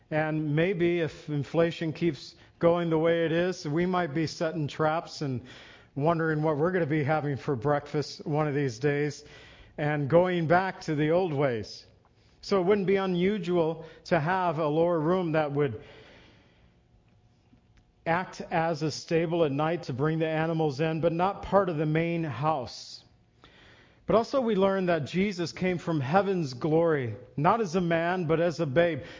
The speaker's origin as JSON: {"language": "English", "region": "Illinois", "country": "United States", "tie": "born or raised there", "said": "Well, at least I was born in Illinois, Lily in Mexico, but uh, living in Illinois it was no problem for us."}